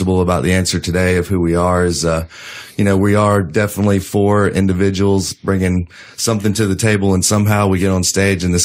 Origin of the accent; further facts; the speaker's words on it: East Tennessee, United States; I didn't have too much of a Caribbean influence when I grew up in East Tennessee.